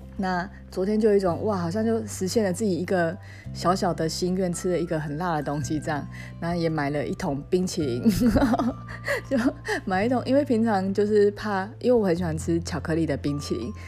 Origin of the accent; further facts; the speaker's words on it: southern Taiwan, Taiwan; accent: 很台的口气; 我是那个台湾南部长大孩子，然后我也很自豪我这种很台的口气